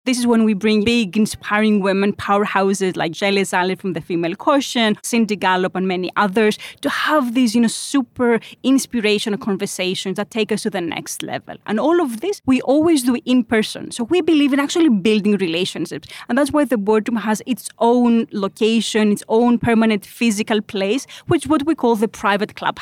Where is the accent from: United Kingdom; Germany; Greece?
Greece; now in Switzerland; I'm from Greece